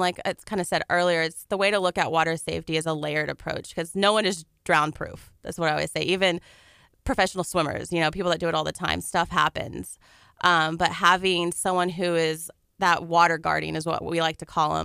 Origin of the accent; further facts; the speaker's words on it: Dickinson, Texas, United States; moved away as an adult; now in Galveston, United States; I'm from Dickinson